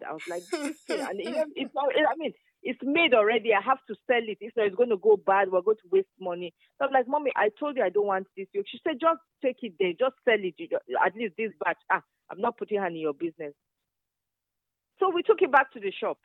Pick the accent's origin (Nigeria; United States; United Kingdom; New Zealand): Nigeria; Zaria, Kaduna State; also born or lived in Kano / Kogi State; I grew up in Zaria, in the north, and my mom had a yogurt factory